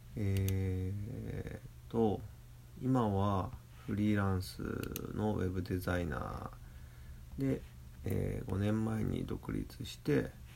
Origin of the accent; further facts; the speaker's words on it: Toyohashi, Aichi, Japan; 豊橋港っていう僕の地元の港